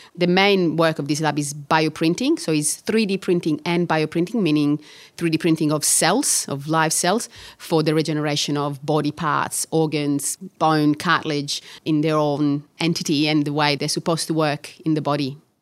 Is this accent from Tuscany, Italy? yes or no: no; Catania, Sicily, Italy; English is a second language; moved away as an adult; also born or lived in Bologna, Italy; now in Melbourne, Australia; I was born in Catania and I studied medicine in Catania